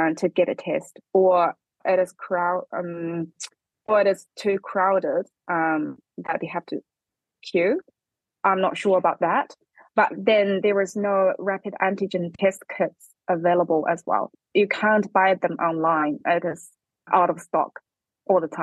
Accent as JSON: {"language": "English", "region": "Hubei", "country": "China", "tie": "born or raised there", "also_born_or_lived": "Beijing", "second_language": "English", "moved": "as an adult", "lives_now": "New Zealand", "said": "my hometown, Hubei"}